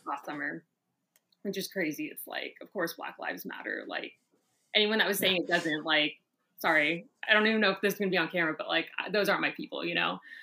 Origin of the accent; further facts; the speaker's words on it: Orlando, Florida, United States; moved away as an adult; also born or lived in Brooklyn / Atlanta; I'm originally from Orlando, Florida